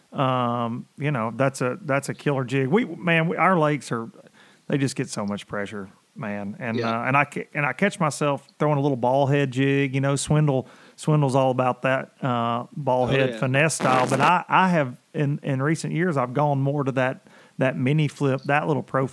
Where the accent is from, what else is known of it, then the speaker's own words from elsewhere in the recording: United States; growing up on the Tennessee River